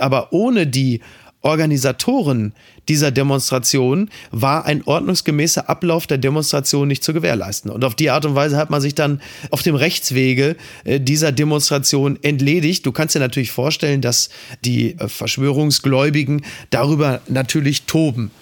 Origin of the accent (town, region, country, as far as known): Germany